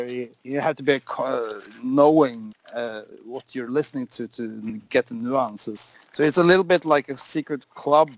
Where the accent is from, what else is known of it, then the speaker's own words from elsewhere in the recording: Norway; I'm from Norway